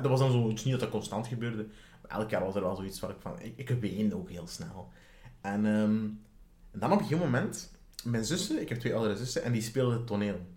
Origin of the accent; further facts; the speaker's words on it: Sint-Niklaas, Flanders, Belgium; ik ben opgegroeid in Sint-Niklaas